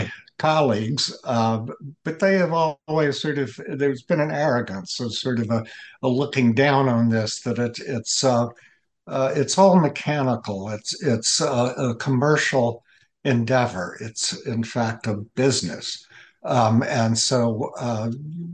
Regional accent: Atlanta, Georgia, United States; I'm a Southerner. Father's side of the family is from South Carolina, and my mother's from Chattanooga, Tennessee, and I grew up in Atlanta

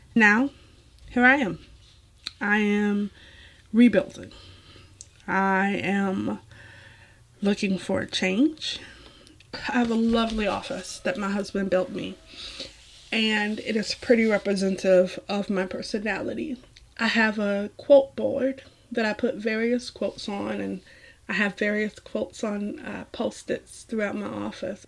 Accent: Savannah, Georgia, United States; moved away; I am a former Georgian, although once a Georgian, always a Georgian

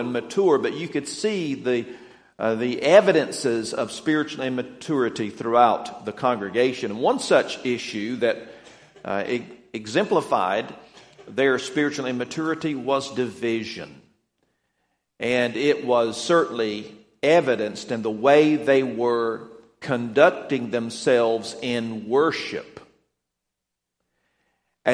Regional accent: Atlanta, Georgia, United States; moved away; I am from the Atlanta area. I'd lived there for around 17 years

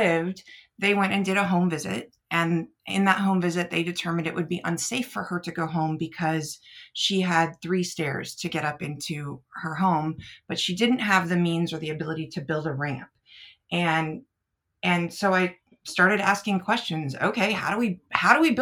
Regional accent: Northern California, United States; moved away as an adult; also born or lived in Bay Area, California; now in Illinois, United States; I am a West Coast kid. I grew up in Northern California

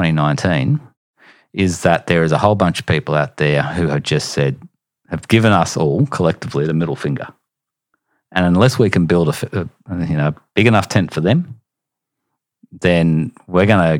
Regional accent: Queensland, Australia; I'm a Queenslander.

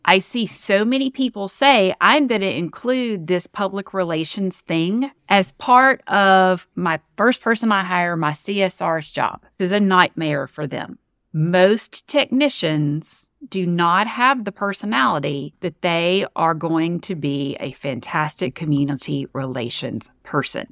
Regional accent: Northeast Louisiana, United States; also born or lived in Mississippi; I'm from Northeast Louisiana

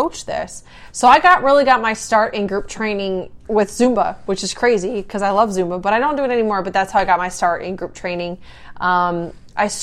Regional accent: South Dakota, United States; moved away as an adult; I grew up in South Dakota on a farm

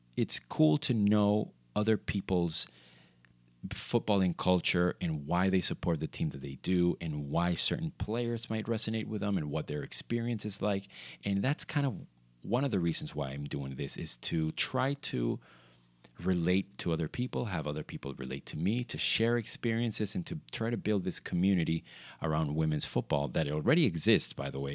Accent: Venezuela; growing up in Venezuela, you see a lot or you saw a lot of Italian football

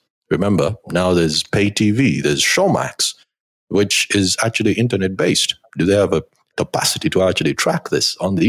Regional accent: Uganda; moved away; back home in Uganda

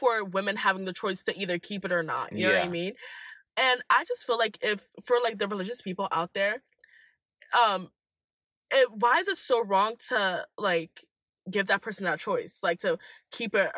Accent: Ghana; now in United States; because I'm Ghanaian

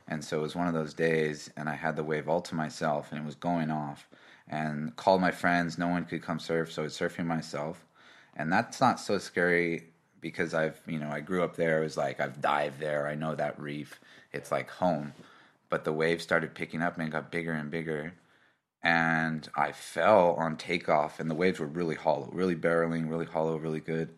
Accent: Kauai, Hawaii, United States; moved away as an adult; now in Melbourne, Australia; I grew up in Hawaii on the island of Kauai

